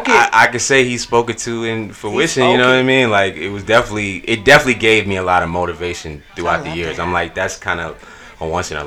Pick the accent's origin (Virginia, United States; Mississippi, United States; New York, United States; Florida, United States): New York, United States; New York City; Well, I'm from New York. From Queens, New York. Yeah, New York in the building.